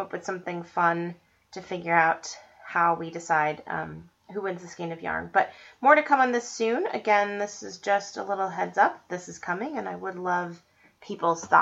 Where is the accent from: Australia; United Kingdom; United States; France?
United States; Estes Park, Colorado; Estes Park, Colorado, which is my hometown